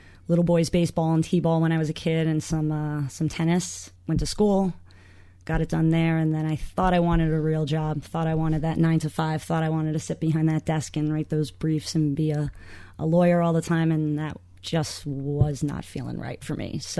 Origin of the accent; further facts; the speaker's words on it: New York City, New York, United States; now in Boston, United States; I'm from Queens